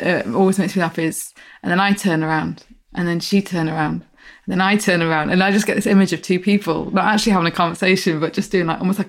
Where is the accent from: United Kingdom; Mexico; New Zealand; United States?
United Kingdom; Midlands; also born or lived in Barnsley, Yorkshire and the Humber; You're a Midlander. Well, yeah, but I was born in Barnsley